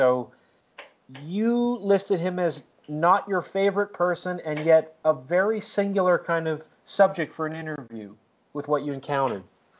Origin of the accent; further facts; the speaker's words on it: Vancouver, British Columbia, Canada; He shit all over Vancouver, my hometown, so he was hated where I'm from.